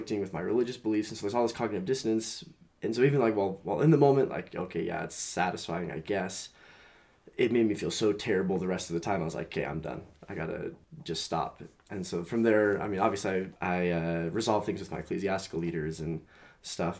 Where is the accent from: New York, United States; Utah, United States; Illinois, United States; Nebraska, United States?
Utah, United States; I grew up here in Utah County